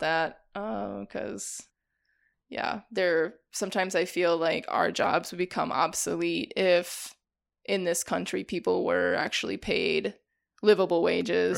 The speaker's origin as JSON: {"language": "English", "town": "Janesville", "region": "Wisconsin", "country": "United States", "tie": "born or raised there", "also_born_or_lived": "Whitewater, Wisconsin", "moved": "as an adult", "lives_now": "Milwaukee, United States", "said": "I grew up in Janesville"}